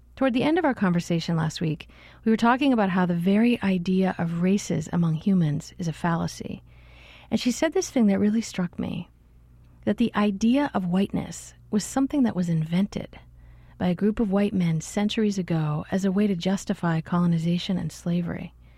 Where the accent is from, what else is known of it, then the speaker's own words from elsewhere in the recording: Canada; now in United States; as a Canadian here